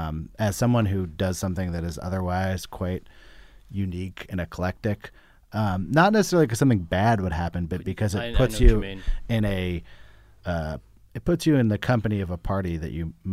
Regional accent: Berkeley, California, United States; I grew up in Berkeley.

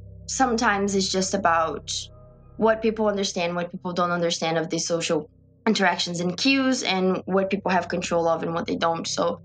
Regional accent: Brazil; moved away; So I had that support because I'm from Brazil and I'm in this country alone.

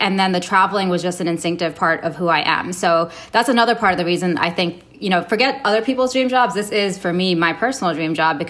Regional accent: Saudi Arabia; moved away; also born or lived in Canada; So I was born in Canada. I moved to Saudi Arabia when I was 2, and my dad worked for the airline.

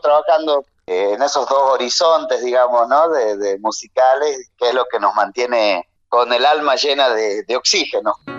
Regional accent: Humahuaca, Jujuy, Argentina; also born or lived in La Plata; en mi pueblo natal, en Humahuaca

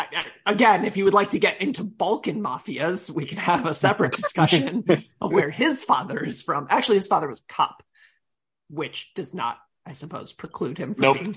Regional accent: United States; as an American

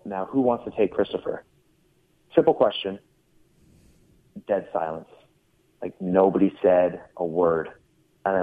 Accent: Everett, Washington, United States; I was born in Everett, Washington, and I lived in an apartment complex called Walden Pond

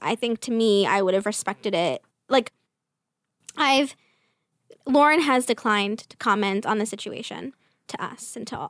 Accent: Staten Island, New York, United States; accent: Staten Island; My Staten Island accent.

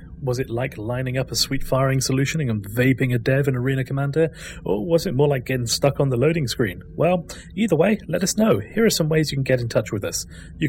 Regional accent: United Kingdom; There's certain things I have to say being British

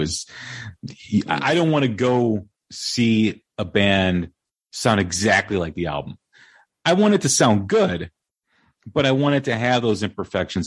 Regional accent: Des Plaines, Illinois, United States; my hometown uh, in Des Plaines, Illinois

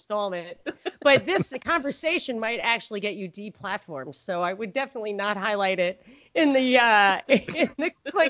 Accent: New York City, New York, United States; which as a New Yorker, I didn't even have a car. Like, we don't drink and drive in New York at all.

